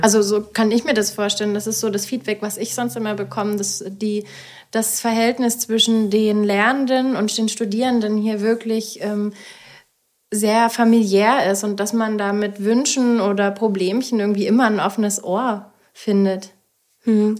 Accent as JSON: {"language": "German", "region": "Baden-Württemberg", "country": "Germany", "moved": "as an adult", "lives_now": "Zittau, Germany", "said": "ich komme ursprünglich aus Baden-Württemberg"}